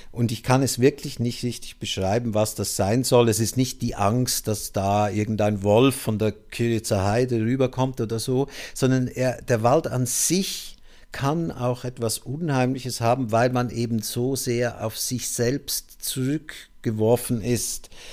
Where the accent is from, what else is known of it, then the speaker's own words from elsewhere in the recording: Switzerland; moved away; aus meiner Heimat der Schweiz stammt